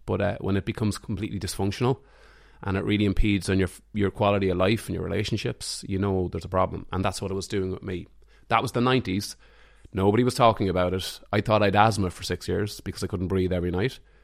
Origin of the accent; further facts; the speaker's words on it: Mullingar, Leinster, Ireland; also born or lived in Dublin; now in Greystones, Ireland; I'm from Mullingar